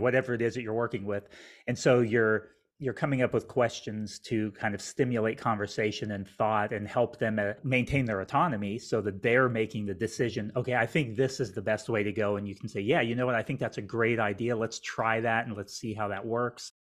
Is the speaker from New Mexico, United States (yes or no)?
yes; Albuquerque, New Mexico, United States; now in Houston, United States; I grew up in Albuquerque, New Mexico, which is in the United States